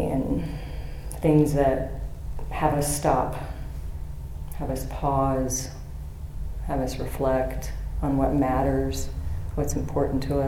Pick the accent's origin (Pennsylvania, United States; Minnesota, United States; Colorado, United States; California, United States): California, United States; Bay Area; I was born in the Bay Area in the 70s